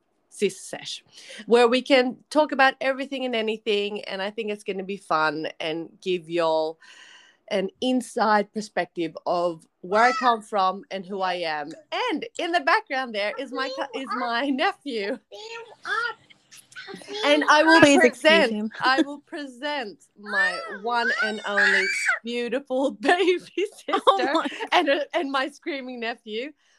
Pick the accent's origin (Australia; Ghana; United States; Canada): Australia; accent: American; also born or lived in Philippines; Just for all our listeners, we grew up in Australia. We're both born in the Philippines, but the fact that we were born in the Philippines gave us a weird American accent. We moved to Australia in the early 90s, and that accent has not really left us.